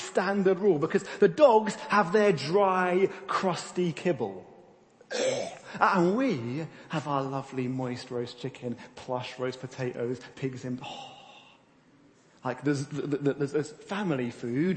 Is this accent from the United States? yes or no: no; United Kingdom; we're British